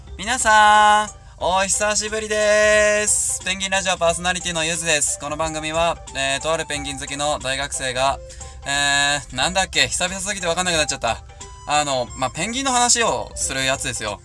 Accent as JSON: {"language": "Japanese", "town": "Hamura", "region": "Tokyo", "country": "Japan", "tie": "born or raised there", "said": "私の地元でございます"}